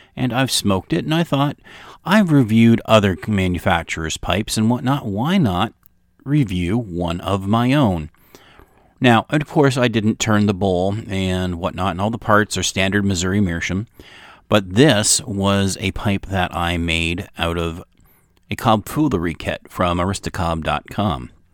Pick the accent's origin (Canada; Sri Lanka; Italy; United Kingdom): Canada; I am from Canada.